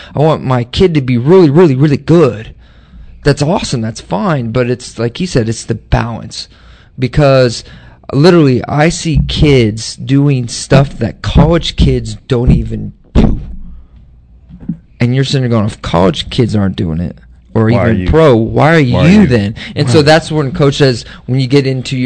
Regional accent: Nebraska, United States; moved away; I'm from Nebraska

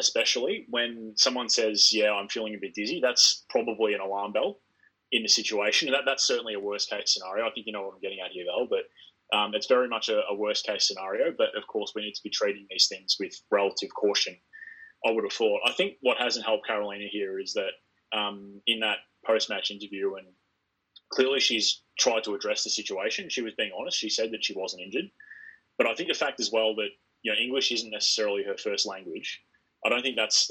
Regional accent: Australia; We're Australian

